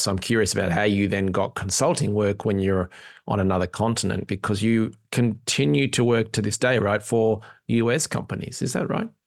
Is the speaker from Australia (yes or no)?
yes; Australia; now in Ireland; I'm an Aussie in Ireland